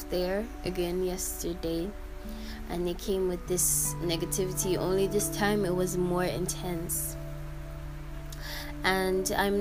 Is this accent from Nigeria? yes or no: yes; Nigeria; I'm Nigerian and in my country